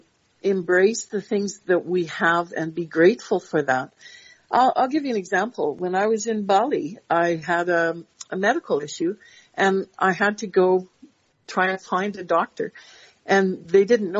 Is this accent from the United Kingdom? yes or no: no; Canada; I'm so proud to be Canadian